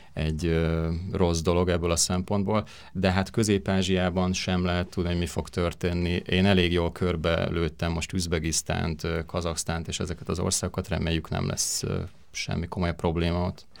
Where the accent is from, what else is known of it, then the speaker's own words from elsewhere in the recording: Hungary; én Magyarországról jöttem